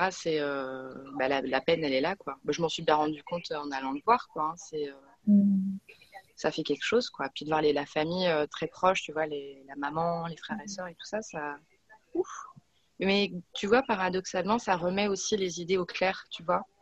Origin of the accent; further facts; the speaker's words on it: Metz, Grand Est, France; now in Paris, France; moi, je suis née à Metz, j'ai grandi à Metz.